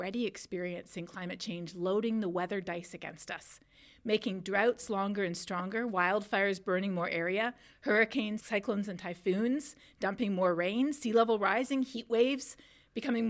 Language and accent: English; Canada; my home country of Canada